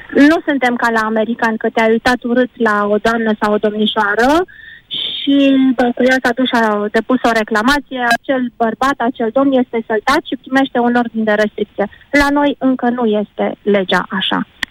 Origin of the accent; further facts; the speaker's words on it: Romania; suntem români